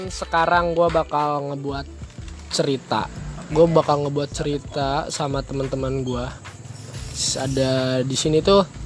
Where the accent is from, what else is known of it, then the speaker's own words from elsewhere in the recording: Pasar Kemis, Banten, Indonesia; also born or lived in Kalideres, Jakarta; dari gue sebelum masuk TK gue pindah dari Kalideres dan gue pindah ke kompleks ini kompleks di Kabupaten Tangerang sini di Pasar Kemis Kota Bumi